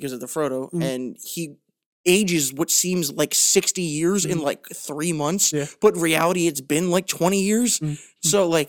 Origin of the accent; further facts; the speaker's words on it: Ireland; And also just, like, the fact that I'm Irish, like, drink... I like to relax.